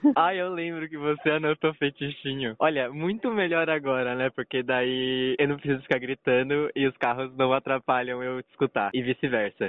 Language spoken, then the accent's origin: Portuguese; Brazil; a gente é brasileiro